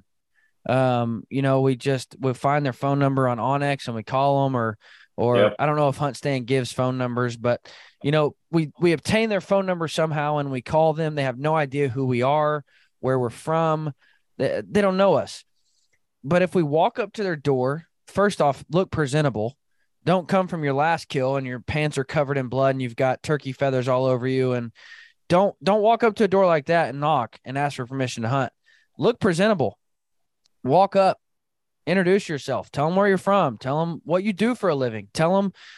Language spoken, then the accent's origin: English; Arkansas, United States; now in Midwest, United States; where I grew up in Arkansas